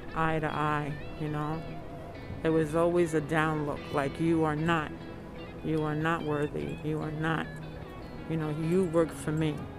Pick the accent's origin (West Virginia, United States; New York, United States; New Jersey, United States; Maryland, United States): New York, United States; now in Amherst, United States; I'm originally from New York.